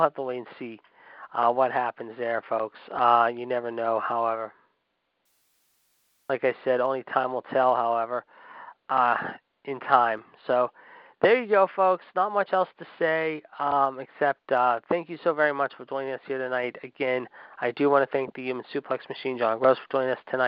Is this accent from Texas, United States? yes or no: no; Pittsburgh, Pennsylvania, United States; here in my hometown, in Fonzie's hometown of Pittsburgh